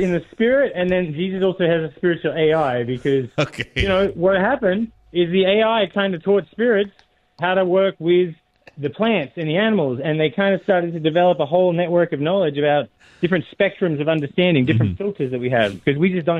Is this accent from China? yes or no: no; Australia